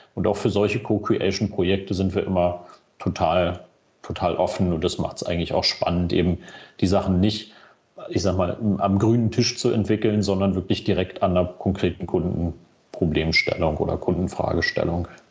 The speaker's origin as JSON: {"language": "German", "region": "Berlin", "country": "Germany", "tie": "born or raised there", "said": "ich als gebürtiger Berliner"}